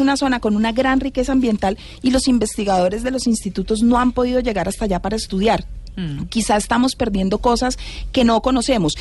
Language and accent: Spanish; Colombia; somos los colombianos